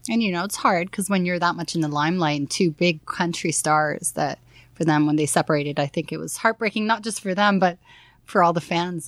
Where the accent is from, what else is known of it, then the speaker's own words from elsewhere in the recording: Toronto, Ontario, Canada; besides Toronto, of course, I love my hometown